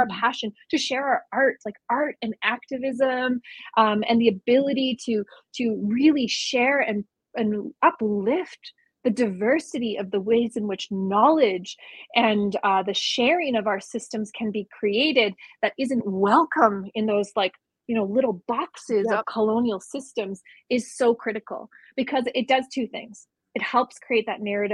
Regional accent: Canada; who we are as Dene

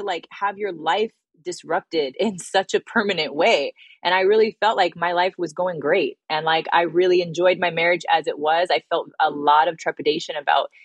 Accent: Bay Area, California, United States; moved away as an adult; also born or lived in New York; I'm from a small town in the Bay Area

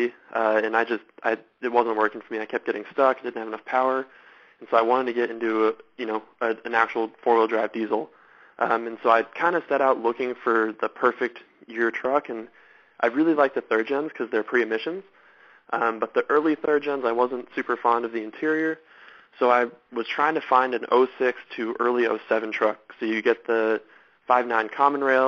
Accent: Southern California, United States; I grew up in Southern California. That's where I'm from.

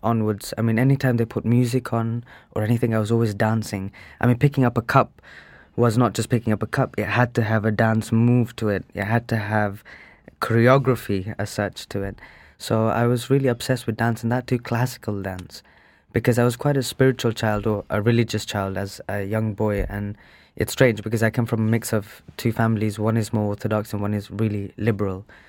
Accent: Birmingham, West Midlands, United Kingdom; I was born in Birmingham, um, in nineteen eighty-four.

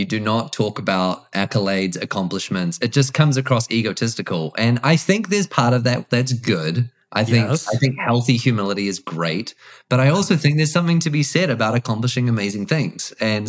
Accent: Auckland, New Zealand; now in Dallas, United States; So yeah, from Auckland, New Zealand, grew up there.

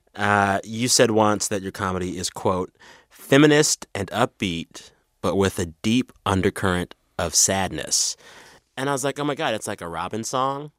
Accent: San Antonio, Texas, United States; moved away; I'm from San Antonio

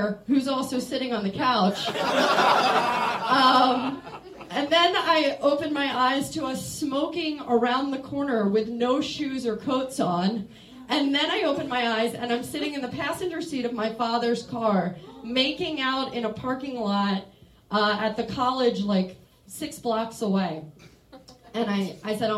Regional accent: Maryland, United States; moved away as an adult; now in Chicago, United States; I'm from Maryland, and I moved to Chicago like 7 years ago, 6 years ago

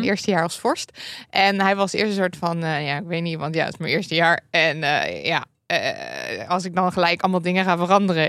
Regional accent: Limburg, Netherlands; bij ons in Limburg

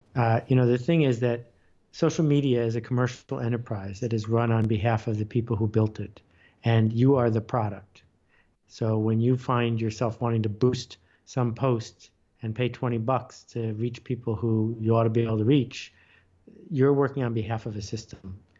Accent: Buffalo, New York, United States; I grew up in Buffalo, New York.

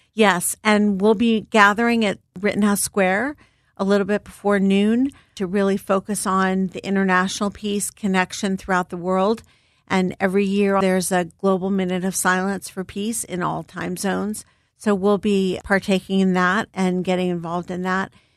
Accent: Philadelphia, Pennsylvania, United States; I'm a Philly girl, born and raised. I grew up in Germantown, Mountain Area

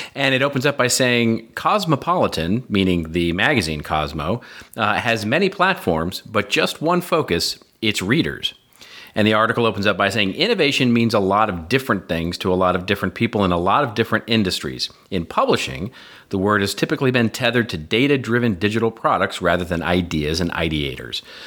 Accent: United States; we're American

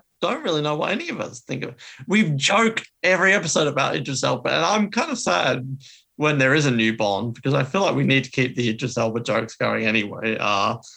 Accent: Australia; as an Australian, that really killed it for me

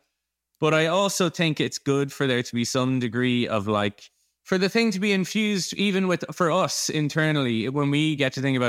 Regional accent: Ireland; I'm Irish

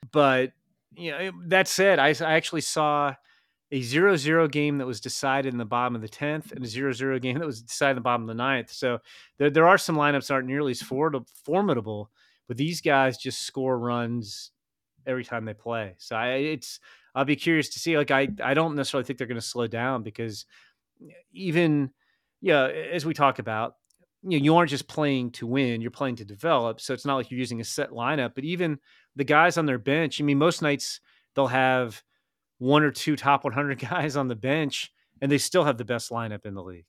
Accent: Chicago, Illinois, United States; I mentioned I was from Chicago

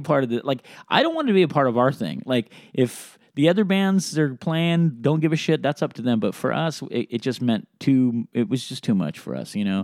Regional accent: Sacramento, California, United States; also born or lived in Reno; I was born in Sacramento

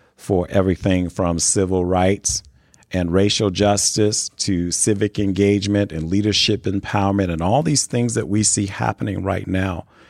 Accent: Chicago, Illinois, United States; also born or lived in New Castle, Indiana; now in Indianapolis, United States; I grew up in the Chicago area

